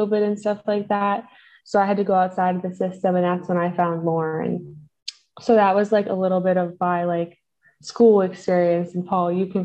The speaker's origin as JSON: {"language": "English", "region": "Maryland", "country": "United States", "said": "I was living in the dorms because I'm from Maryland"}